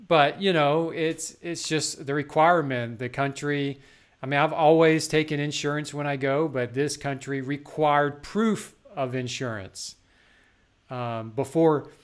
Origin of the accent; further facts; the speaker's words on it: Texas, United States; now in South Carolina, United States; growing up in Texas